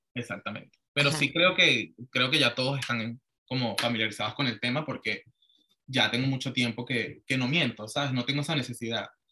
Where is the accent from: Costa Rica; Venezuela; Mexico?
Venezuela; moved away as an adult; now in Florida, United States; yo me crié en Venezuela y pues mi mamá también es venezolana